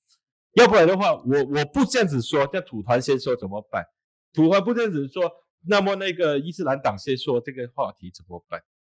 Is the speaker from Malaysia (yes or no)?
yes; Malaysia; 但是我不是马来人，我能做到马来西亚人的东西，只只是先先做，把自己当成马来西亚人的方式来做。